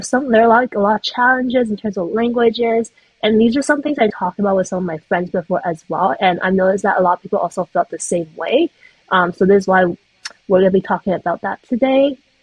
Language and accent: English; Vancouver, British Columbia, Canada; also born or lived in Taiwan; I was born in Canada, but I moved to Taiwan when I was really young, and then I came back to Vancouver when I was in grade three